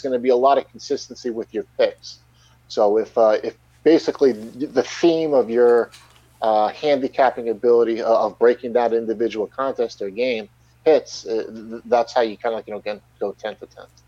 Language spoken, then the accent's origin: English; Long Island, New York, United States; I'm born and raised and currently live on Long Island, New York